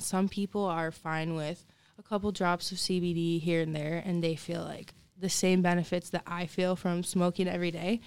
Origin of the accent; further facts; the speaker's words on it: Lansing, Michigan, United States; I was born in Lansing at Sparrow